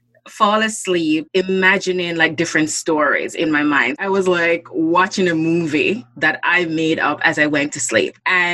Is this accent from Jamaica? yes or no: yes; Jamaica; moved away as an adult; also born or lived in North Bay, Canada; now in Toronto, Canada; I am originally from Jamaica. I lived there for the first 25 years of my life. And then I migrated to Canada.